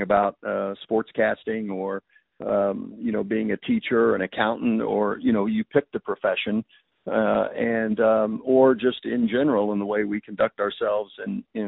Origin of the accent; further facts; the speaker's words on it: Indianapolis, Indiana, United States; I grew up in Indianapolis